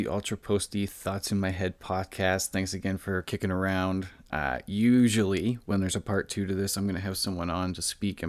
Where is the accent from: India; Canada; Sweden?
Canada; Orillia, Ontario; I grew up in Ontario in a small city called Orillia. It's about an hour and a half north of Toronto.